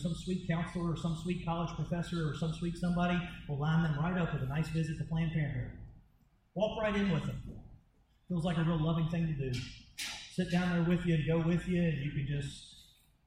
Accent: United States; As an American

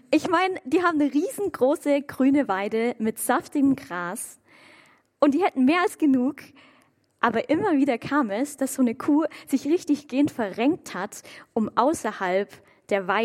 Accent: Waldbronn, Baden-Württemberg, Germany; komme ich ursprünglich aus Waldbronn, auch ein bisschen kleinerer Ort. Und meine Eltern, die wohnen dort direkt am Feldrand. Und als ich noch zu Hause gewohnt habe, da hatte ich aus meinem Zimmerfenster einen Blick direkt auf Kuhweiden.

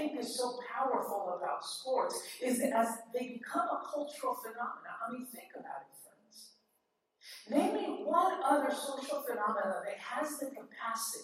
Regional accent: Worcester, Massachusetts, United States; moved away; also born or lived in Southern California; I grew up in the cold winters in Worcester, learning how to root for the Red Sox

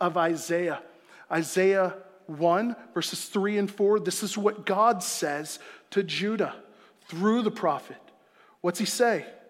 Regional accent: South Florida, United States; moved away; I'm from South Florida. I spent my formative years there

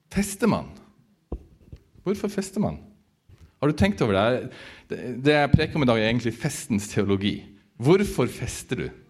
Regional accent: Northern Norway, Norway; jeg vokste opp på bygda i Nord-Norge

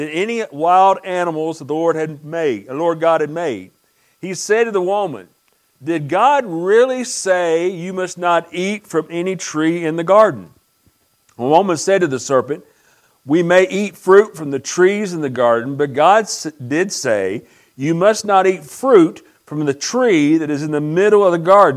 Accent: United States; when I grew up in Pike County, many, many years ago

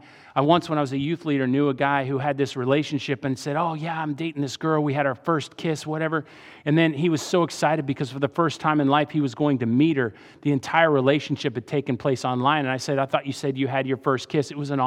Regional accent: Virginia, United States; also born or lived in Saudi Arabia / Iran; I grew up in Saudi and then Iran and then Northern Virginia.

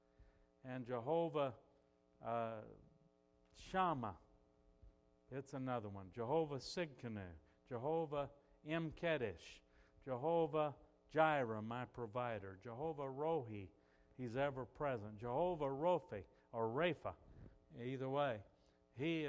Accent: United States; I'm an American citizen

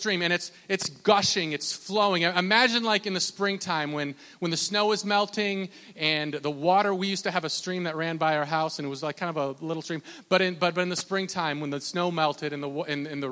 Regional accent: Minnesota, United States; I'm from Minnesota

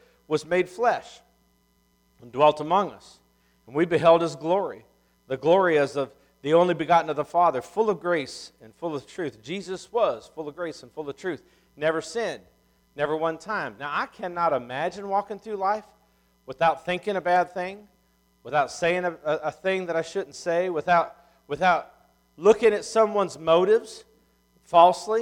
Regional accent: Ohio, United States; moved away; I'm from Ohio.

